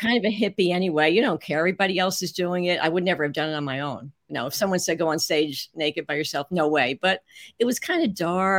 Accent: Newark, New Jersey, United States; I grew up in New Jersey, Newark, New Jersey, mostly

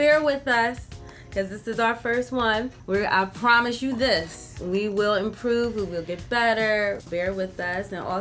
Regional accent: Philadelphia, Pennsylvania, United States; I'm also from North Philadelphia

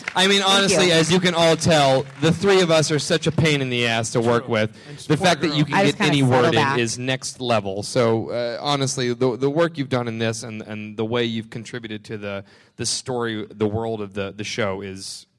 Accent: Texas, United States; go fuck yourself. Joke. Everyone here is from Texas. It's fine. Yeah. Bring the redneck jokes on.

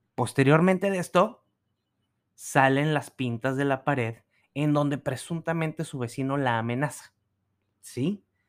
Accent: Mexico; como ciudadanos y como mexicanos

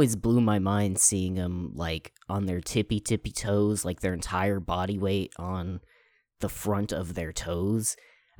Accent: California, United States; born there; Yeah, I was born in Northern California, so in the middle of the winter.

